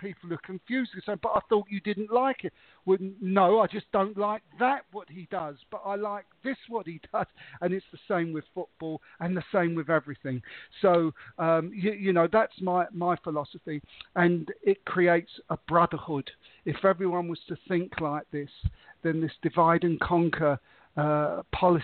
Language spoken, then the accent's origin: English; England, United Kingdom; I was brought up in England, I come from an Italian background